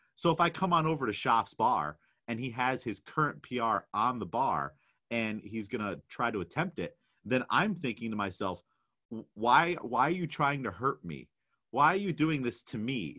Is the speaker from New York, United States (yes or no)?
yes; New York, United States; I'm definitely out of my element as a New Yorker